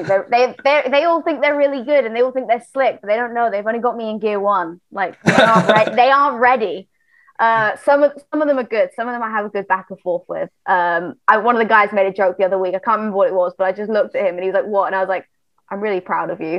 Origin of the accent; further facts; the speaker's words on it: Wales, United Kingdom; moved away as an adult; I grew up in Wales.